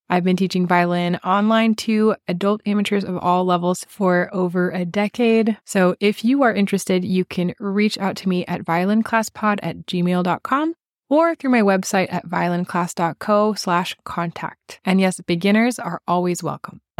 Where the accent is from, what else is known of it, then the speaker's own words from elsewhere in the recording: New York, United States; Yeah, New York, Phil. My hometown, yeah.